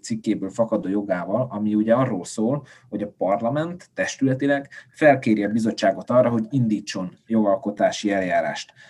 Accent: Felvidék, Slovakia; felvidéki magyarként

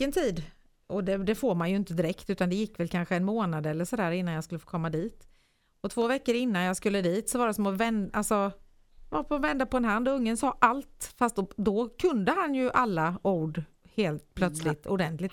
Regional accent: Nyhem, Sweden; hemma i Nyhem

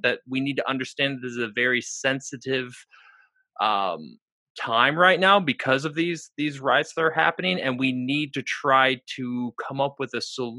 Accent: West Michigan, United States; moved away; I'm originally from Michigan. not from Lansing, but like West Michigan.

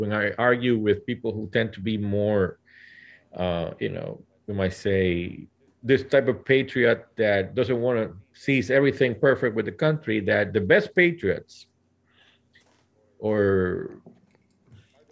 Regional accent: Puerto Rico; now in Central Valley, United States; I was born and raised in Puerto Rico

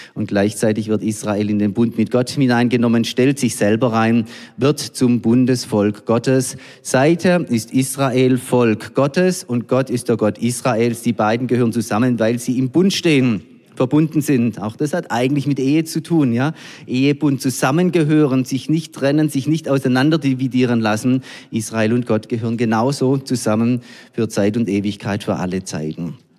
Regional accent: Germany; wir als Deutsche

